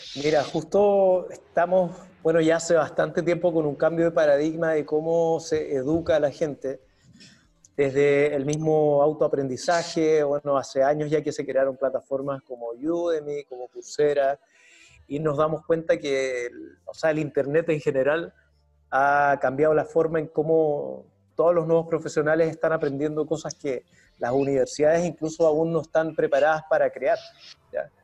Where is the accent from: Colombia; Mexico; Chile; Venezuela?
Chile; moved away as an adult; now in Lima, Peru; soy de Chile